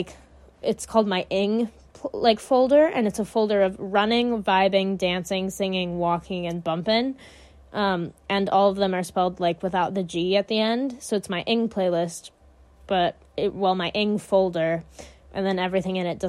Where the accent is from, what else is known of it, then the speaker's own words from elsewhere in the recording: United States; I talk really loud, because I'm American